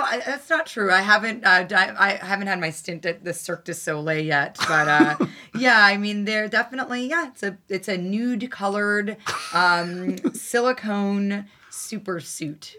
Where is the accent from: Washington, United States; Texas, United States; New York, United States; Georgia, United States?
New York, United States; New York City; what it was like to grow up here and the fact that you could go to public school and take the train by yourself